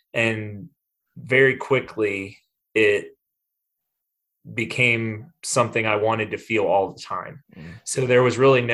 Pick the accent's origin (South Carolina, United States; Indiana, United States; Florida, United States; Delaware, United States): South Carolina, United States; Greenville; I grew up in Greenville, South Carolina, and grew up in a pretty normal home